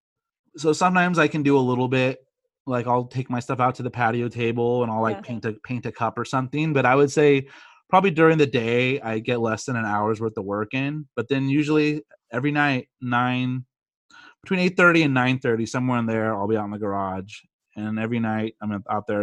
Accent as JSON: {"language": "English", "region": "California", "country": "United States", "tie": "born or raised there", "said": "I was born and bred in California, but my dad's from Chicago."}